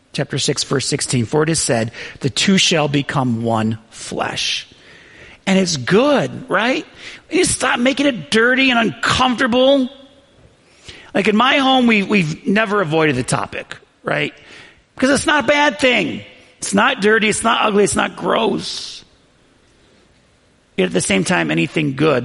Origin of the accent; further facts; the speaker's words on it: Western New York, United States; I grew up in Western New York, and it gets so cold there